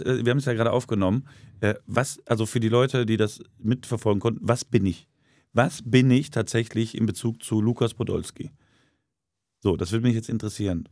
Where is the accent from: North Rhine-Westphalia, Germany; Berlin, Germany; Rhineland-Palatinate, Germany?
North Rhine-Westphalia, Germany; Duisburg; Eddie Knapp Gymnasium, Duisburg-Maxloh zur Schule gegangen